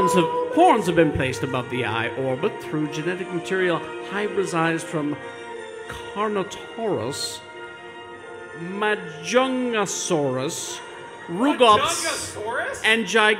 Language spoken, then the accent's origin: English; United Kingdom; I'm British. I should be saying that kilometers.